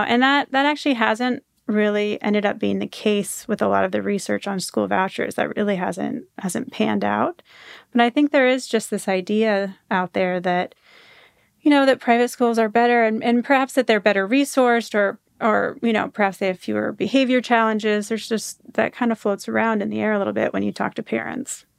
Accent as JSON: {"language": "English", "region": "Washington", "country": "United States", "tie": "born or raised there", "also_born_or_lived": "Florida", "moved": "as an adult", "said": "I grew up in Washington State, um, in a conservative corner of Washington State"}